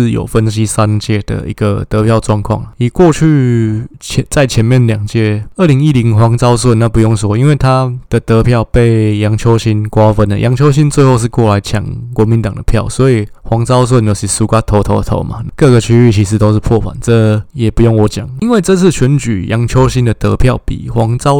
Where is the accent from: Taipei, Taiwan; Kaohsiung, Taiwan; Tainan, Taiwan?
Taipei, Taiwan; 其实我爸爸的故乡就是在高雄的梓官啊，当然我是在万华长大，不过这部分父系这边的亲戚也都还在梓官，所以我对梓官这边还是有一些情感。